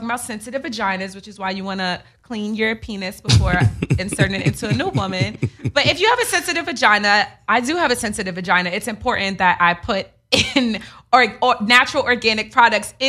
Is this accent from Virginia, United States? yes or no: no; New York, United States; I'm from New York